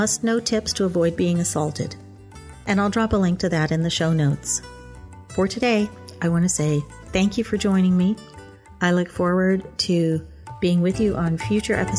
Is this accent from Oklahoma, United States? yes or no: yes; Stillwater, Oklahoma, United States; moved away as an adult; I grew up in Stillwater, Oklahoma